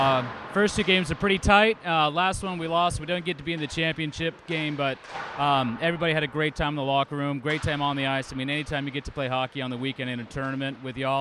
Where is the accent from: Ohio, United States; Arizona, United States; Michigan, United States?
Arizona, United States; Phoenix; moved away as an adult; now in Round Rock, United States; So I grew up in Phoenix and Mesa, Arizona.